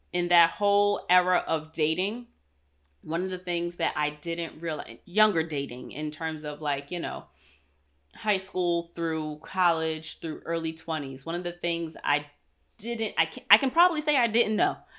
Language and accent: English; New York, United States; moved away as an adult; I'm a city girl. I'm from New York.